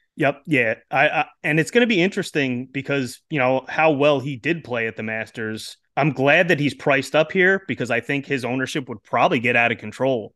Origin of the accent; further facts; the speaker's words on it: New York, United States; I'm actually from New York myself, about an hour yeah. outside of the city, but not not too far close to Rochester